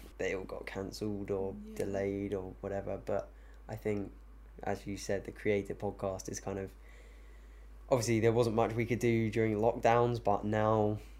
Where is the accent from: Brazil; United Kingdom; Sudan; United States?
United Kingdom; Surrey, South East England; moved away as an adult; now in Cornwall, United Kingdom; we've moved down to Cornwall. We're from Surrey originally